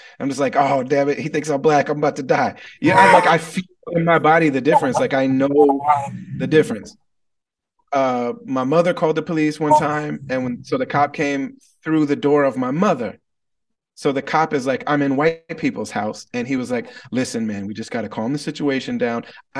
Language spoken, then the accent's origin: English; Wisconsin, United States; born there; I was born albino in the Midwest in rural Wisconsin. And so it's an overwhelmingly white place.